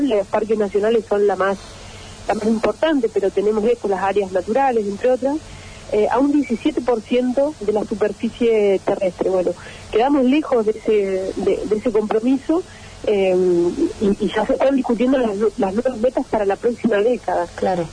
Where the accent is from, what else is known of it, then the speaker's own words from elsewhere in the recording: Córdoba, Argentina; nuestra provincia